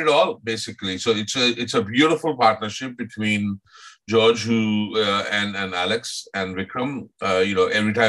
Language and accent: English; Mumbai, Maharashtra, India; moved away; I grew up in Bombay